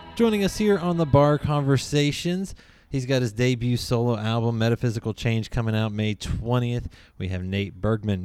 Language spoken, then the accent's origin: English; Lexington, United States; I'm from Lexington